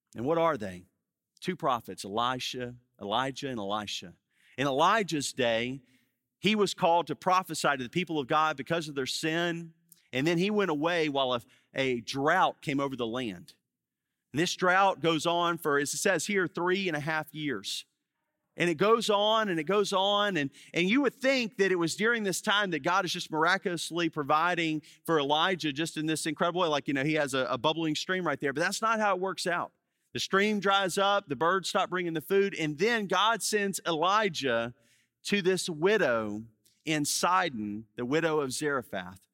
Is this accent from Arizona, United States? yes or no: no; Baton Rouge, Louisiana, United States; moved away as an adult; now in New Orleans, United States; I grew up in Baton Rouge